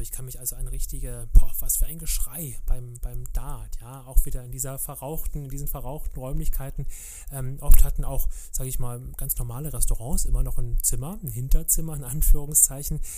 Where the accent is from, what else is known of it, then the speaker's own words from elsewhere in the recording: Berlin, Germany; ich bin ja in Kreuzberg groß geworden